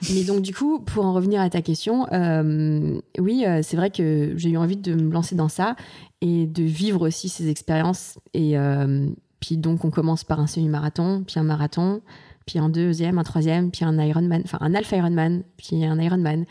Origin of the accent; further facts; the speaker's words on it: Nantes, Pays de la Loire, France; also born or lived in Saint-Maur-des-Fossés / Martinique; j'ai grandi, j'ai fait toute mon enfance, on va dire presque mon enfance et mhm. mon adolescence à Nantes